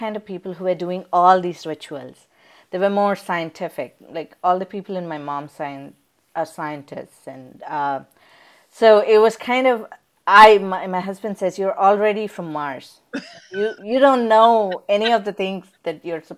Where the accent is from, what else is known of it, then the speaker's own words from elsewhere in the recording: India; now in Texas, United States; I grew up in India